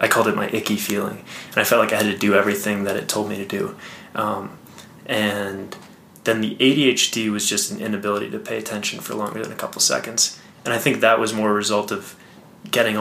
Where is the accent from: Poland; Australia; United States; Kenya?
United States; Boston, Massachusetts; moved away as an adult; also born or lived in Connecticut; now in Colorado, United States; Grew up outside of Boston.